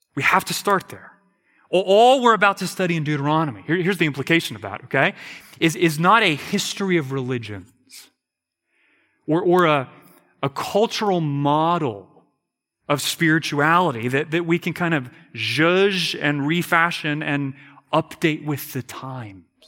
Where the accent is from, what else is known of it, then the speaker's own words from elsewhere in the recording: United States; I'm an American